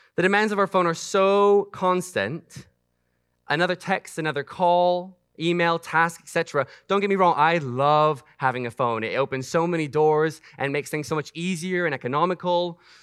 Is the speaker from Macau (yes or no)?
yes; Macau; moved away; I grew up in Macau, China